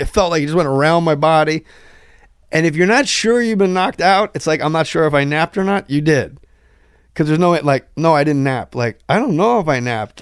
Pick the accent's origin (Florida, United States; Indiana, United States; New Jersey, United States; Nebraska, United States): New Jersey, United States; I'm from Jersey